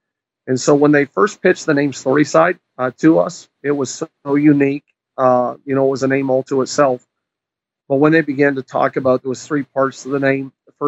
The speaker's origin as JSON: {"language": "English", "region": "New Brunswick", "country": "Canada", "tie": "born or raised there", "also_born_or_lived": "Prince Edward Island / Quebec / British Columbia", "lives_now": "Ohio, United States", "said": "I was actually, I was born and raised in Canada. People often ask me which part, and I tell them my whole body, but that's not funny. I was born in New Brunswick."}